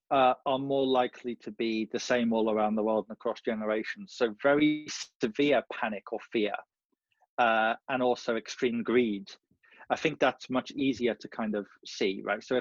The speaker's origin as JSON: {"language": "English", "country": "India", "said": "I'm buying property because everyone else in my country does the same thing, I'm buying gold because I'm Indian."}